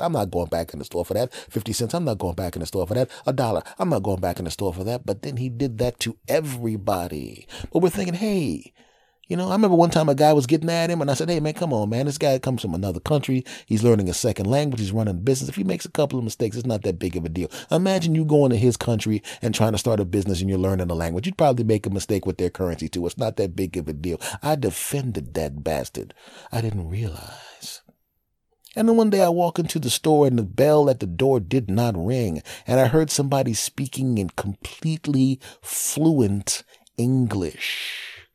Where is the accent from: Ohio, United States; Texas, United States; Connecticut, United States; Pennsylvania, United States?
Pennsylvania, United States; Villanova; moved away; I'm back in my hometown of Villanova uh, in, in Philadelphia